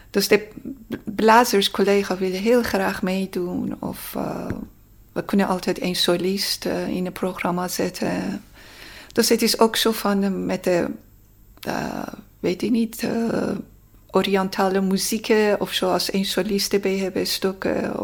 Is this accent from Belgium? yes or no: no; Tehran, Tehran Province, Iran; Dutch is a second language; now in Netherlands; ik kwam uit Teheran